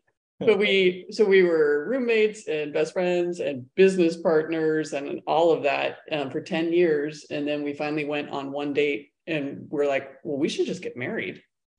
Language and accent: English; San Diego County, California, United States; We're both from Southern California. And I grew up in San Diego County.